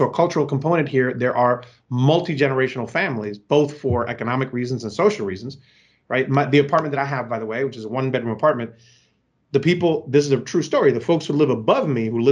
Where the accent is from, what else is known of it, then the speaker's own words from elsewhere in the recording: Puerto Rico; now in Bronx, United States; I was born and raised in Puerto Rico